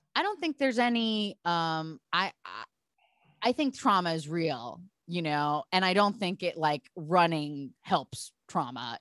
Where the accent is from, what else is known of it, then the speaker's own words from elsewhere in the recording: Portland, Oregon, United States; I'm from Portland, Oregon, so being bizarre is my culture also